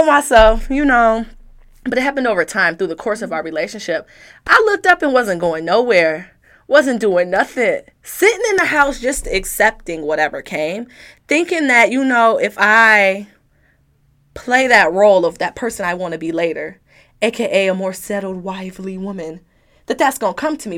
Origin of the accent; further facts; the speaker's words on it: Detroit, Michigan, United States; I'm from Detroit